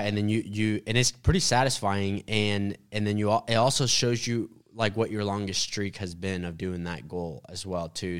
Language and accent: English; Sand Springs, Oklahoma, United States; I grew up in Sand Springs, which is like, you know, a town about twenty, thirty minutes away